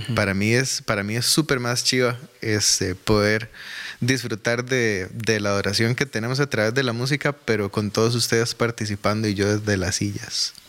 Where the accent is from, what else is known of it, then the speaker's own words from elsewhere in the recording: Desamparados, San José, Costa Rica; also born or lived in Alajuelita / San Francisco de Dos Ríos / Curridabat; now in Goicoechea, Costa Rica; nací en Alajuelita, me crié en Desamparados